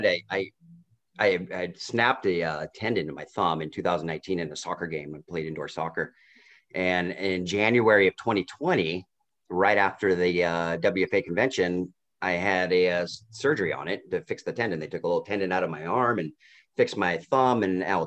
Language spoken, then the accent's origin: English; Portland, Oregon, United States; moved away as an adult; now in Vancouver, United States; I grew up, I lived in Portland until I took custody of my son when he was six.